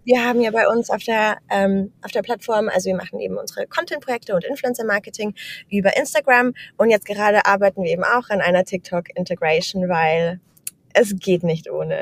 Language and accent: German; Germany; moved away as an adult; also born or lived in Amsterdam, Netherlands; now in Vienna, Austria; Also ich komme aus Deutschland, arbeite mittlerweile remote für ein finnisches Tech-Startup und wohne jetzt mittlerweile in Wien